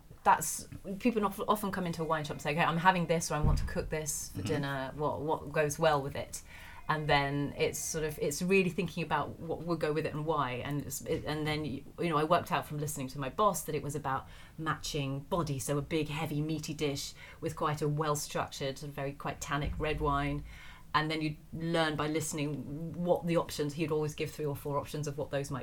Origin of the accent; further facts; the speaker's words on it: Essex, East of England, United Kingdom; also born or lived in London; I'm from Essex